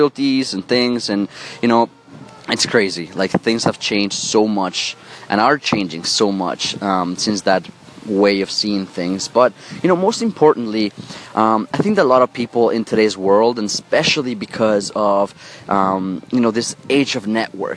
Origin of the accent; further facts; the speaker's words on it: Mexico City, Mexico; I come from Mexico City. I was born and raised there